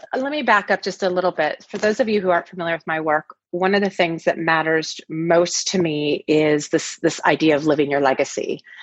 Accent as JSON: {"language": "English", "area": "the Northwest", "region": "Pacific Northwest", "country": "United States", "tie": "born or raised there", "moved": "as an adult", "lives_now": "Los Angeles, United States", "said": "I grew up in the Northwest, and I uh, we've been in LA now for about ten years"}